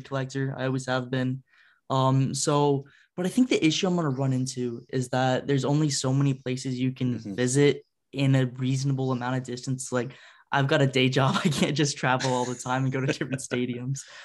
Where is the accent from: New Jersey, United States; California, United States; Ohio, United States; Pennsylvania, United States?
Ohio, United States; moved away; I'm from Ohio originally, so I'm a huge Blue Jackets fan. Grew up when they started